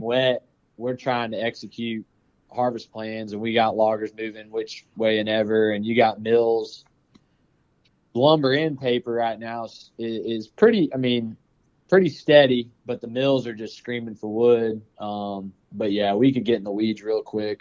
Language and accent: English; Powder Springs, Georgia, United States; I actually grew up in Powder Springs